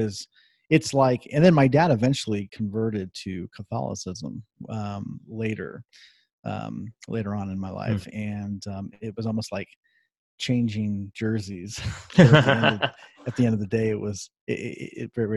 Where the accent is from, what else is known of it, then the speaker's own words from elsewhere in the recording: Columbus, Ohio, United States; I'm originally from Columbus, Ohio, and that would make me a Buckeye fan. And I grew born and raised there